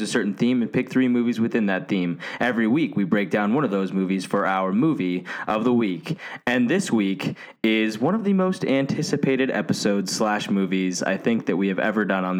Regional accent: United States; As an American

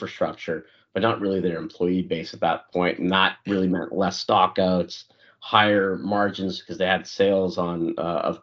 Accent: Canada; moved away as an adult; also born or lived in Africa; now in United States; I'm Indian by nationality, but born in Africa, grew up in Canada, and I've lived the past decade in the U.S.

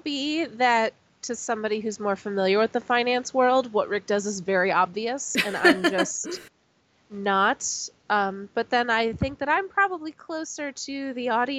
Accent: Chicago, Illinois, United States; I am from Chicago

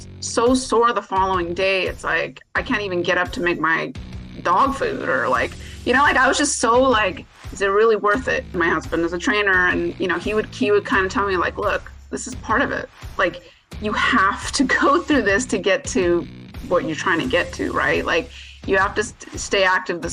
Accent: San Gabriel Valley, California, United States; I grew up in the San Gabriel Valley

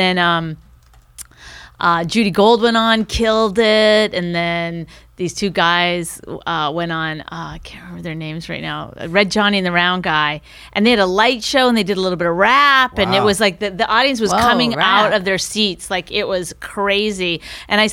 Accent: Canada; moved away as an adult; now in New York, United States; I'm from Canada

